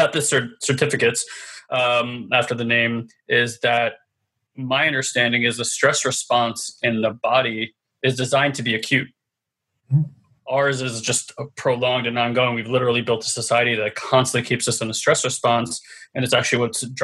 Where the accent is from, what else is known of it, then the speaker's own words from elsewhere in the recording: New York City, New York, United States; we're New Yorkers, right? It's the city of resiliency.